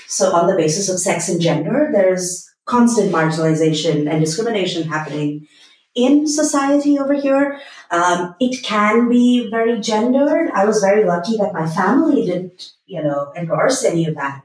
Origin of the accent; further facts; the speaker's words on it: Bangalore, Karnataka, India; I am from Bangalore